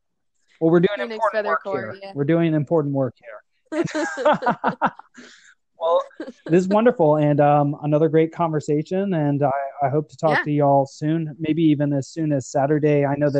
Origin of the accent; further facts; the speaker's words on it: San Francisco, California, United States; I was born in San Francisco